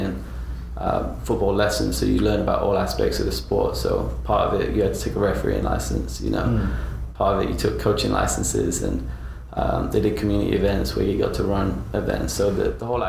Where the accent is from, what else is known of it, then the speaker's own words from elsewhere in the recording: Nottingham, East Midlands, United Kingdom; moved away; I grew up in Nottingham, which is a phenomenal town